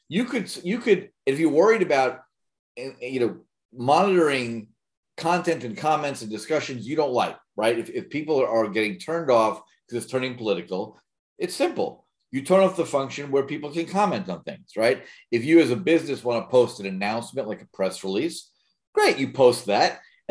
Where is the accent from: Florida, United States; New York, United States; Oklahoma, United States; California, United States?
New York, United States; I grew up in New York